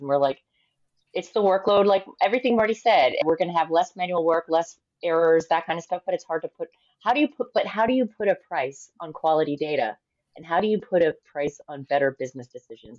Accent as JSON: {"language": "English", "country": "United States", "said": "I am American"}